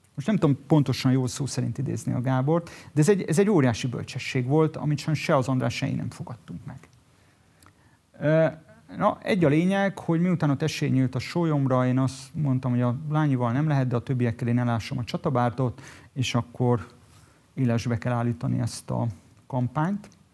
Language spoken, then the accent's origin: Hungarian; Budapest, Hungary; Budapesten születtem